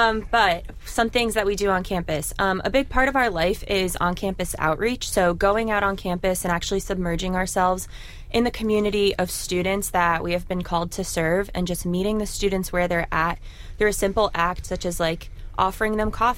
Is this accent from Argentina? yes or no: no; East Coast, United States; now in Orlando, United States; So I'm coming from the East Coast, and I currently serve at the University of Central Florida in Orlando.